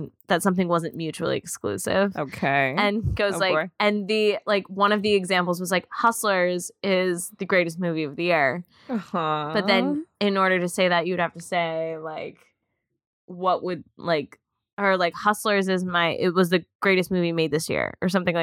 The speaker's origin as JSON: {"language": "English", "area": "outside Philly", "region": "Pennsylvania", "country": "United States", "tie": "born or raised there", "moved": "yes", "said": "my hometown. Outside Philly"}